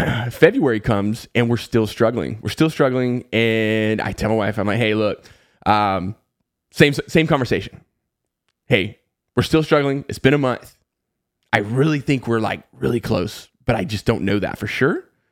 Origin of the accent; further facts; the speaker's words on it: the Southeast of the United States, United States; I grew up in the Southeast of the United States and, you know, pretty much lived there my entire life